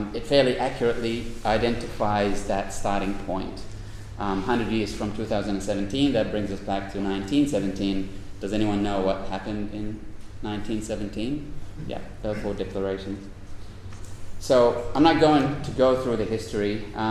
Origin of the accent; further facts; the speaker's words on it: Gaza, Gaza Strip, Palestine; moved away as an adult; now in Australia; as Angus introduced me. Thank you, Angus. I'm Palestinian-Australian, born and raised in Gaza. And I migrated here on my own in 2009.